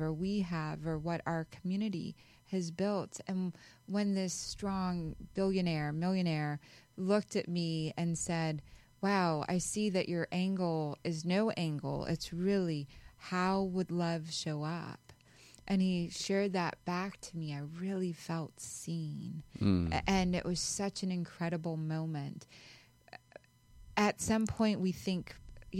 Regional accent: Pakistan; I was born in Pakistan

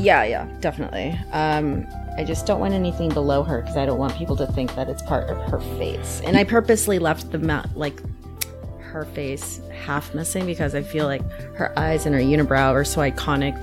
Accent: Orange County, Southern California, United States; moved away as an adult; also born or lived in Mexico City, Mexico / San Francisco, United States; now in Chicago, United States; I grew up in sunny Southern California

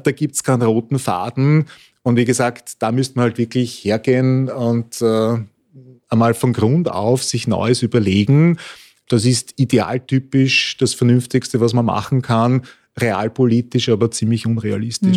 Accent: Vienna, Austria; ich bin auch ein begeisterter Wiener

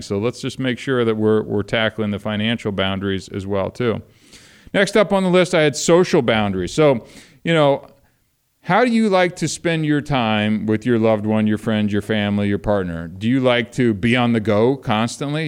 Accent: Ohio, United States; moved away as an adult; also born or lived in Kentucky; I was born in Kentucky, raised in Ohio, lived out here for the last thirty years

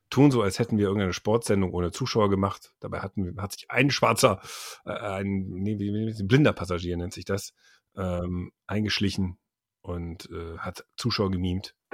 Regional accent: Düsseldorf, North Rhine-Westphalia, Germany; gerade mir als Düsseldorfer

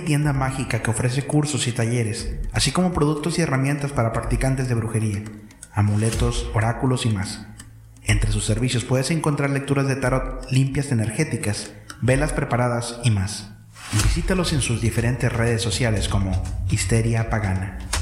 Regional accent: Monterrey, Nuevo León, Mexico; now in Ciudad Mante, Mexico; soy de Monterrey, pero vivo

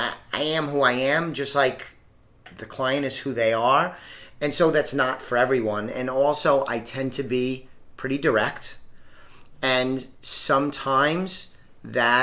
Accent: New York, United States; I'm a New Yorker at heart

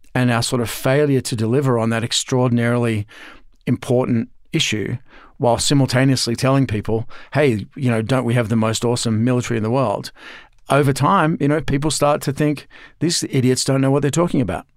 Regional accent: Australia; I'm Australian originally, as you can tell from the accent.

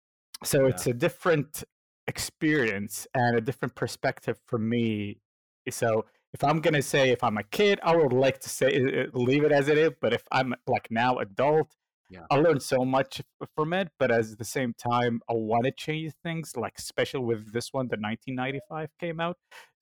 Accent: United States; but I grew up in the States, so I grew up on the good old He-Man, Thundercats, Justice League, and Transformers, so I know the American way.

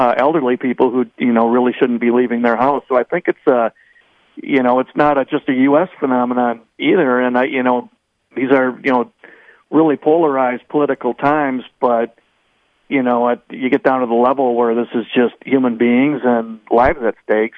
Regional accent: Madison, Wisconsin, United States; I grew up in Madison on the west side

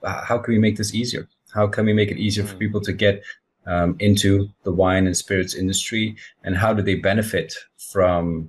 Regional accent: Belgium; I grew up in Belgium, right next to the old world, France.

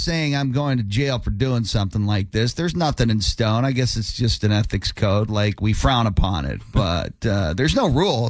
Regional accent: Rocky River, Ohio, United States; where I grew up in Ohio

